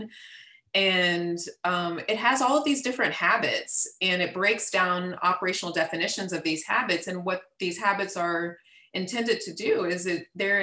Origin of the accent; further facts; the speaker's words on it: Texas, United States; I grew up in Texas, part of the Texas educational system, born and raised in Texas.